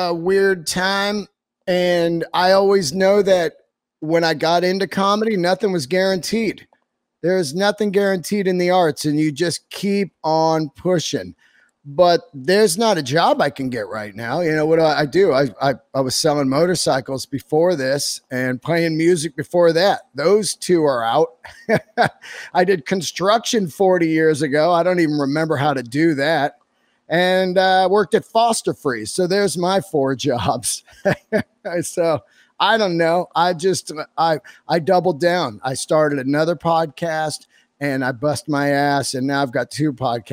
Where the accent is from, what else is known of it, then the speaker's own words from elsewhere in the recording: California, United States; also born or lived in New York; I'm born and raised in California